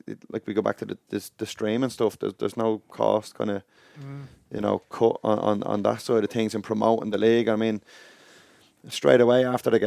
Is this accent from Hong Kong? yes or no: no; Dublin, Leinster, Ireland; I grew up in Inchicore, you know, up in CIE work